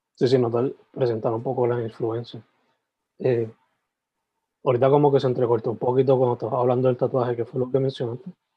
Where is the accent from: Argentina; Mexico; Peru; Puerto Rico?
Puerto Rico; Sabana Grande; also born or lived in San Germán; Yo soy original de Sabana Grande, San Germán, pero ah, me crié, ¿sabes? Me crié todo ese tiempo ahí